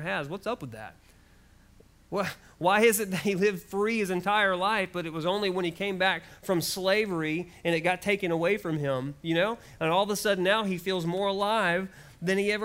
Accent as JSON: {"language": "English", "country": "United States", "said": "I'm so glad for the freedoms that I have as an American"}